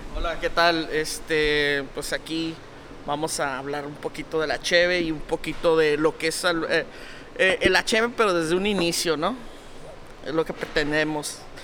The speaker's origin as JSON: {"language": "Spanish", "country": "Mexico", "said": "Todos somos mexicanos"}